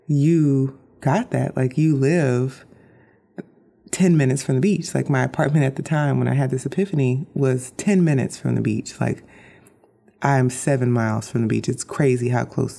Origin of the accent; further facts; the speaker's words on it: Orlando, Florida, United States; now in Bradenton, United States; I grew up in Orlando, Florida